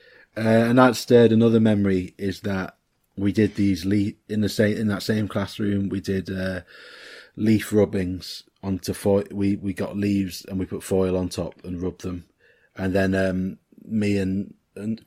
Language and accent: English; Liverpool, North West England, United Kingdom; moved away; also born or lived in Winchester; I was born in Mill Road Hospital